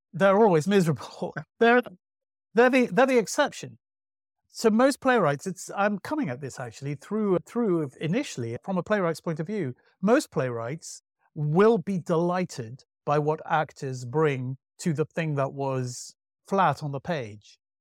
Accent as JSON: {"language": "English", "town": "Manchester", "region": "North West England", "country": "United Kingdom", "tie": "born or raised there", "said": "I grew up in Manchester"}